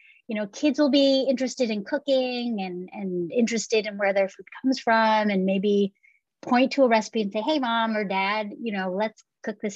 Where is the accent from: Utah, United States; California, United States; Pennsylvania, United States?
California, United States; San Francisco Bay Area; growing up in the San Francisco Bay Area, having, you know, living in a Cantonese family